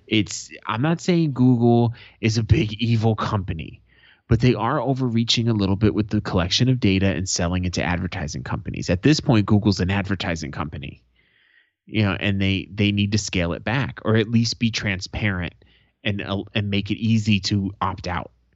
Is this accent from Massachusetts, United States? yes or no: no; Arizona, United States; Arizona, my home state